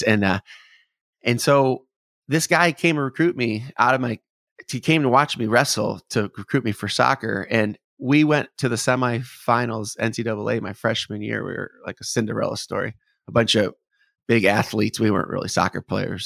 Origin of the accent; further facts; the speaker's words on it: Detroit, Michigan, United States; now in Nashville, United States; growing up in Detroit